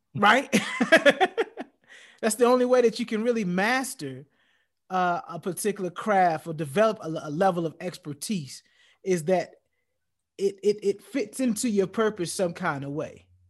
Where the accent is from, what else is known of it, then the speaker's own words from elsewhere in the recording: United States; as a black man growing up in, growing up in America